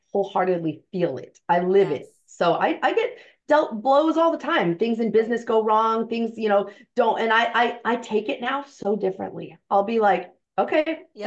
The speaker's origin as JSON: {"language": "English", "town": "San Antonio", "region": "Texas", "country": "United States", "tie": "born or raised there", "moved": "yes", "lives_now": "San Diego, United States", "said": "I was born in San Antonio"}